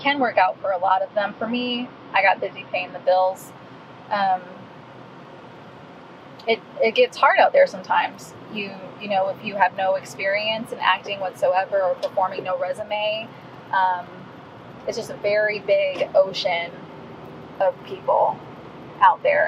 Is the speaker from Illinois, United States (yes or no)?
yes; Illinois, United States; moved away as an adult; also born or lived in California; now in Dallas, Texas, United States; am an Illinois native, born and raised there for the most part.